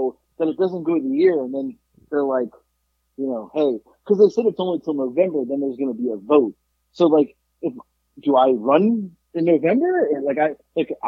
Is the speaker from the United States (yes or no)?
yes; South Florida, United States; moved away; also born or lived in Sacramento, California; I grew up in Florida. She said, oh, where? I said, South Florida